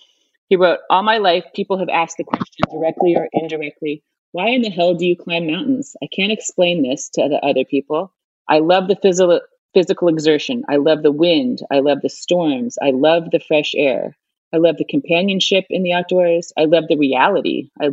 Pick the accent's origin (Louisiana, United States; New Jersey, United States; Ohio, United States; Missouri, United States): Ohio, United States; And I find I was from Ohio. This is not a sport we have there.